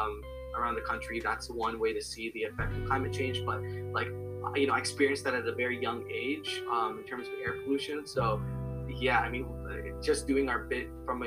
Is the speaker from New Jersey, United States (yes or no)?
yes; New Jersey, United States; I'm from New Jersey, and locally I worked with Clean Water Action